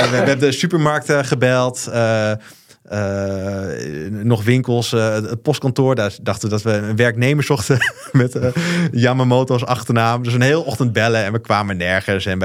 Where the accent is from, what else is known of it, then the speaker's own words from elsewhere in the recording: Osaka, Japan; Ik spreek vloeiend Japans. ik ben opgegroeid in Osaka.